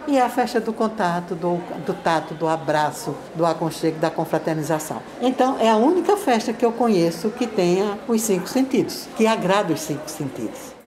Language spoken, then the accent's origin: Portuguese; Northeast Region, Brazil; eu sou do Nordeste com muito orgulho